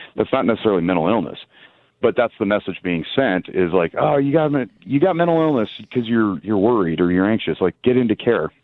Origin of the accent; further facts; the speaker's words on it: Reno, Nevada, United States; born and raised in Nevada. I'm fifth generation Reno